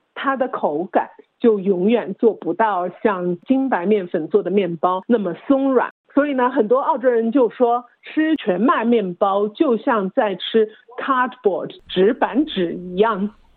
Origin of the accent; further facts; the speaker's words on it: China; now in Australia; 我就是在国内长大的